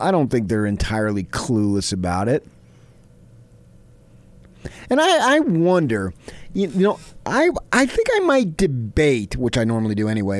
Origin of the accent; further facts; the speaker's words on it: Arizona, United States; moved away; also born or lived in New Jersey; growing up in Arizona was a more representative reflection.